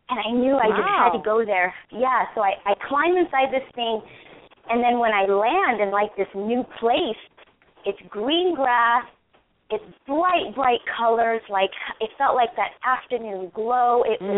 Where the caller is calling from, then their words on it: California, United States; I'm from California.